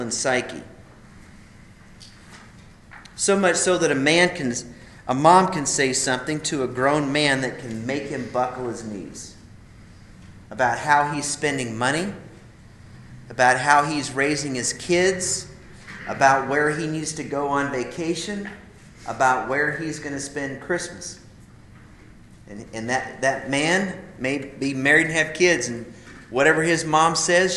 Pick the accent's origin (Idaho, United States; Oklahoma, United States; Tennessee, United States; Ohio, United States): Idaho, United States; I grew up in Idaho